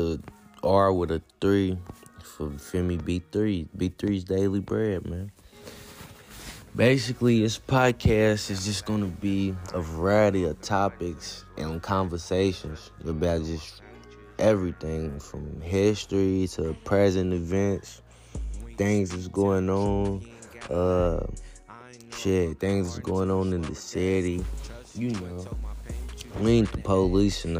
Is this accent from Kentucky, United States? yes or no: yes; Louisville, Kentucky, United States; I'm from Louisville